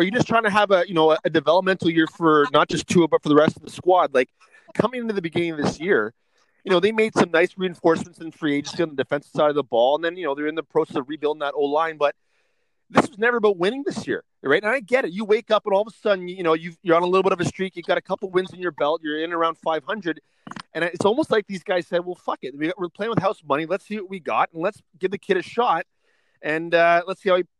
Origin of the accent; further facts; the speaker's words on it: Canada; as a Canadian